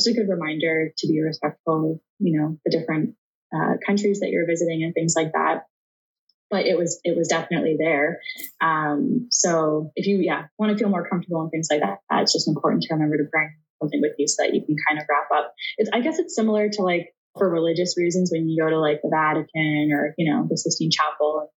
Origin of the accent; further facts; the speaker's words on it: Canada; being Canadian